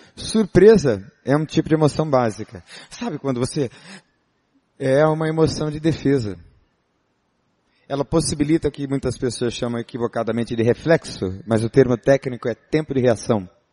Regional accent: São Paulo, Brazil; Eu sou paulista, não é? Paulistano, nascido na capital.

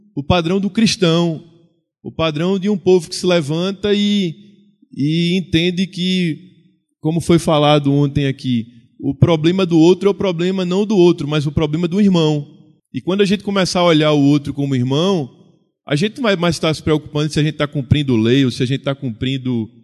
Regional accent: Recife, Pernambuco, Brazil; lá em Recife, de onde eu veio, de onde eu venho.

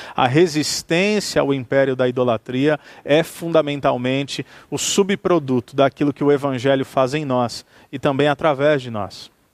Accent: Santos, São Paulo, Brazil; now in Campo Mourão, Brazil; eu sou brasileiro eu sou paulista, eu sou de Santos, litoral de São Paulo. Vivo em Campo Mourão, o que é também uma outra experiência cultural. Quando me movo da minha cidade natal de Santos

